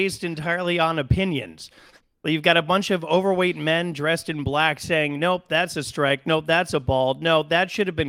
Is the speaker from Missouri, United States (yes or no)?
no; Connecticut, United States; I'm from Connecticut